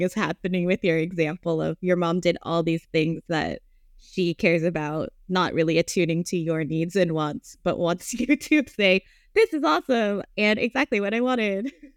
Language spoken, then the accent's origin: English; United States; I was born here in the States, but every summer we would go to the Philippines.